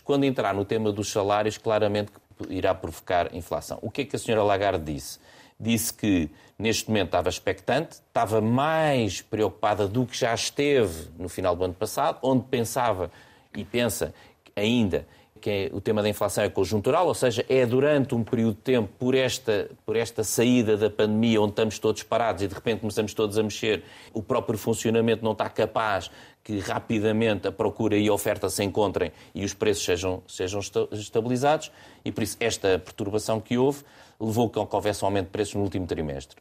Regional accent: Portugal; eu sou português

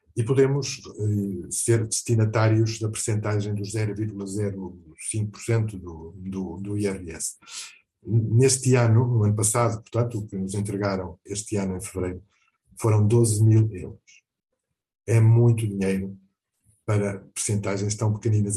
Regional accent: Portugal; also born or lived in Mozambique; Tenho Portugal, onde eu nasci, e com muito orgulho. Tenho Moçambique, onde eu devia ter crescido

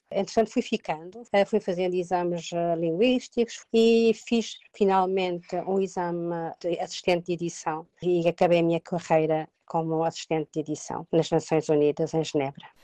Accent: Portugal; moved away as an adult; now in Geneva, Switzerland; eu sou muito portuguesa, e quando digo sou muito portuguesa é assim com todos os, eh, os dramas e o fado

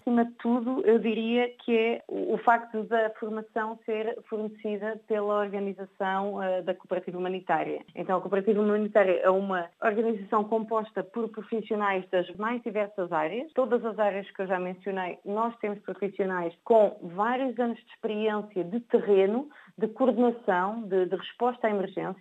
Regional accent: Portugal; sou portuguesa

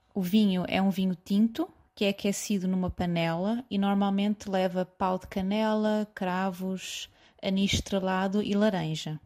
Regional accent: Coimbra, Centro, Portugal; moved away as an adult; now in London, United Kingdom; sou de Coimbra

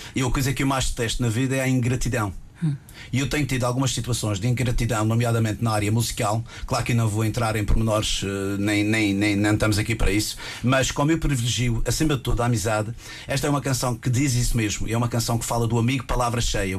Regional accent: Madeira, Portugal; É a minha terra, é a nossa terra, é a nossa Madeira

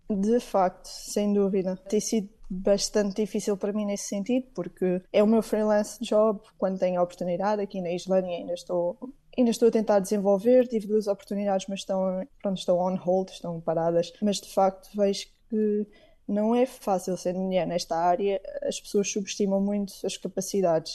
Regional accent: Portugal; now in Iceland; eu como portuguesa

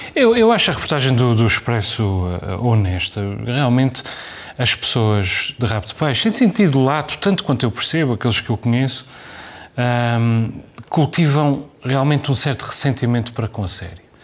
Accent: Azores, Portugal

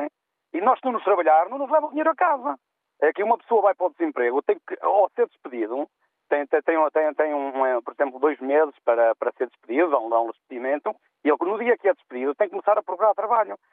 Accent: the North, Norte, Portugal; moved away; eu sou do Norte

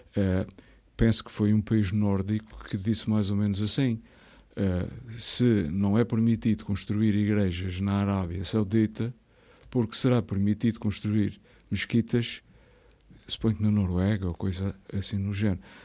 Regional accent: Azores, Portugal; also born or lived in Horta, Azores / Pico, Azores / Ribeira Grande, Azores; Eu nasci, eu nasci na Ribeira Grande, mas eu sou de muitos lados

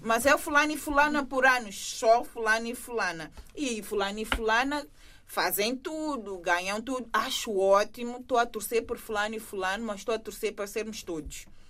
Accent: São Tomé & Príncipe; now in Portugal; Eu sou santumense

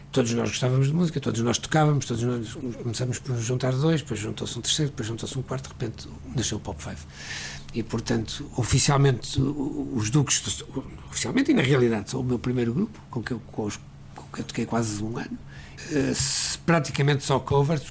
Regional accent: Porto, Norte, Portugal; moved away as an adult; also born or lived in London; Eu nasci no Porto, nasci numa família onde a música era era

